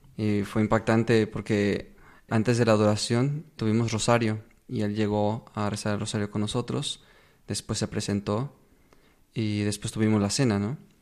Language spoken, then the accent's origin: Spanish; Guadalajara, Jalisco, Mexico; now in Córdoba, Spain; Yo tengo 22 años, de Guadalajara, Jalisco, México.